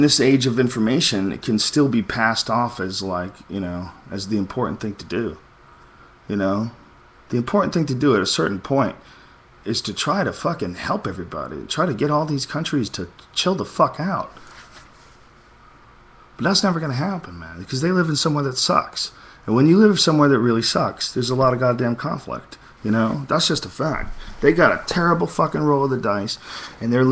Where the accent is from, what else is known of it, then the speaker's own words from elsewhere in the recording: United States; I'm an American